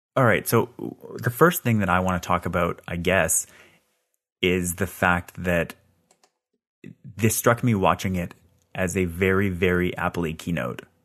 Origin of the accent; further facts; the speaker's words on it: Scarborough, Ontario, Canada; I was born in Scarborough